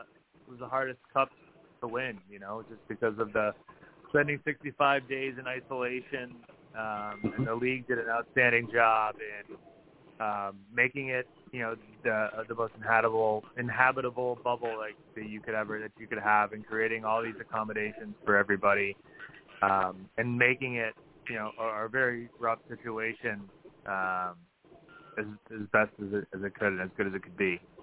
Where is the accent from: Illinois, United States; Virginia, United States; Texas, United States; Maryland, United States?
Illinois, United States; Chicago; also born or lived in Madison, Wisconsin; I was born in Madison, Wisconsin, and grew up in the greater Chicago area.